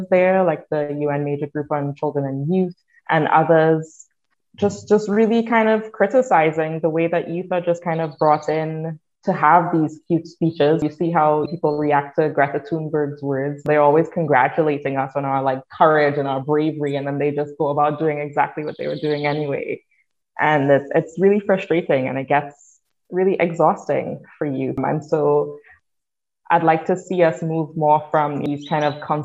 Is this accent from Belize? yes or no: no; Trinidad & Tobago; now in Canada; I'm from Trinidad and Tobago